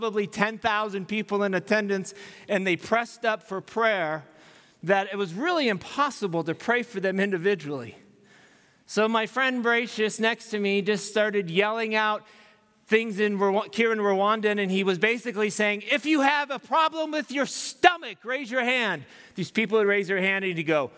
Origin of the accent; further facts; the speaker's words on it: United States; being American and what I'm used